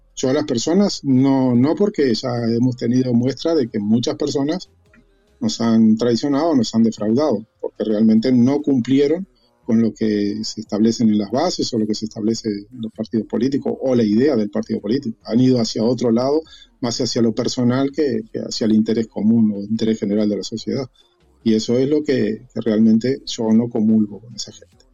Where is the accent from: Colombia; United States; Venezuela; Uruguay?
Uruguay; moved away as an adult; now in Spain; yo, soy uruguayo